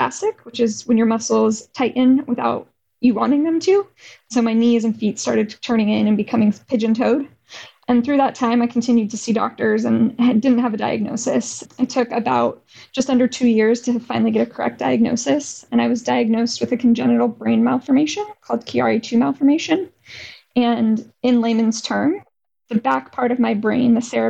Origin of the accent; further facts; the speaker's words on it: Arizona, United States; growing up in Arizona